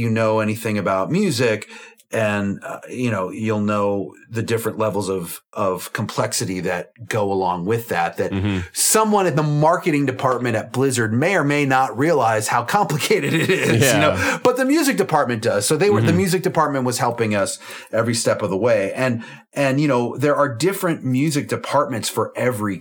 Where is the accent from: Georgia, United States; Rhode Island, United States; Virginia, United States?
Virginia, United States; Clifton; I grew up in Clifton, Virginia, in Fairfax County, which is close to DC